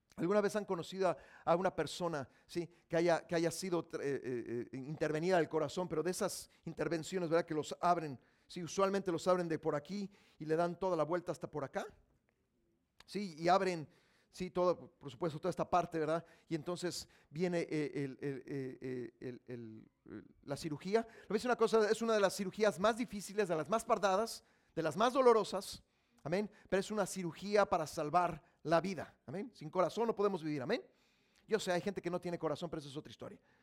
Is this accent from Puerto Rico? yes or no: no; Mexico; Yo soy mexicano